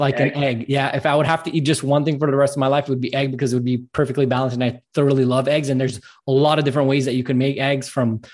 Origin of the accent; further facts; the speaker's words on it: Montreal, Quebec, Canada; I'm actually from Montreal, Canada